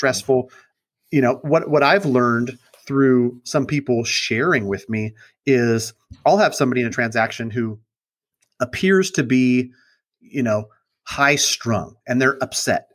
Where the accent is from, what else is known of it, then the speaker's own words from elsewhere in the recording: Sacramento, California, United States; I grew up in Sacramento, born and raised over by Sac State in College Glen. I've been there my whole life